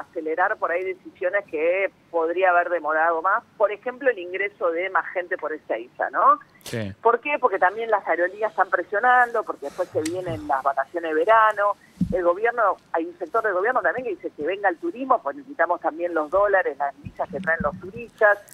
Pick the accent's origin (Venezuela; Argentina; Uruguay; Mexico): Argentina; nosotros como argentinos